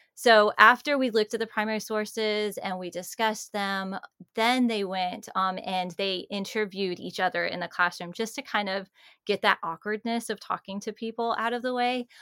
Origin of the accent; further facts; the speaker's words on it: Georgia, United States; I'm from Georgia